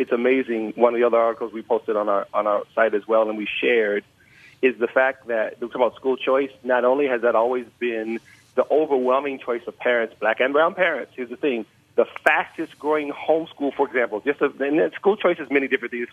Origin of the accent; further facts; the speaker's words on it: California, United States; moved away; I don't live anymore, but I'm from California